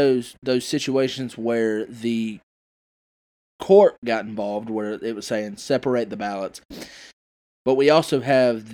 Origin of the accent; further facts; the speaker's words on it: South Carolina, United States; my home state